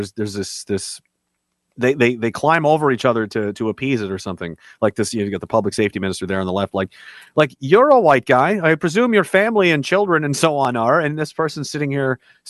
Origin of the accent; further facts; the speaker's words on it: Canada; since I'm Canadian, they say someone has a great hockey IQ